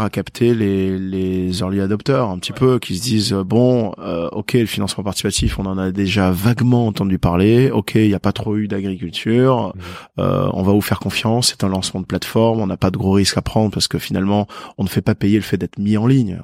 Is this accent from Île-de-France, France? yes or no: no; Perpignan, Occitania, France; je suis de Perpignan.